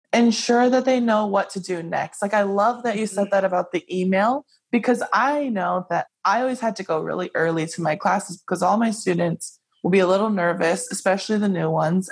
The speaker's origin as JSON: {"language": "English", "region": "Hawaii", "country": "United States", "tie": "born or raised there", "moved": "yes", "said": "I grew up in Hawaii and everything in Hawaii is kind of catered to like most Asian cultures"}